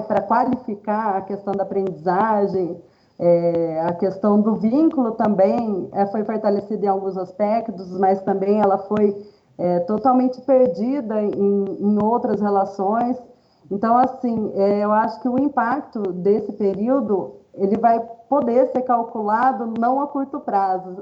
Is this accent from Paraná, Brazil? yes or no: no; Valinhos, São Paulo, Brazil; eu sou natural de, da cidade de Valinhos, estado de São Paulo